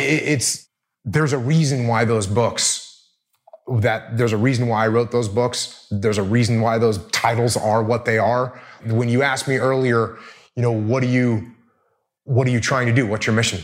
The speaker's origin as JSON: {"language": "English", "region": "New England", "country": "United States", "tie": "born or raised there", "said": "I grew up in New England"}